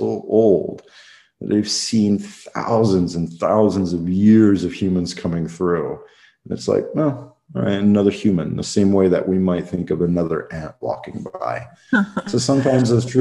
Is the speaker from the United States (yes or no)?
yes; United States; moved away as an adult; now in Luxembourg; I was born in the United States